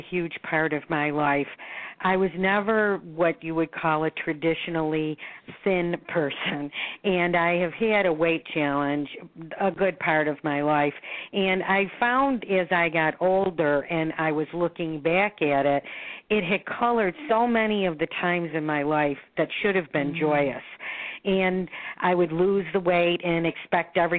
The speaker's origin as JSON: {"language": "English", "town": "Buffalo", "region": "New York", "country": "United States", "tie": "born or raised there", "moved": "as an adult", "lives_now": "Florida, United States", "said": "I was born in Buffalo, New York. I now am a resident of Florida, so I split my time between Florida and Buffalo."}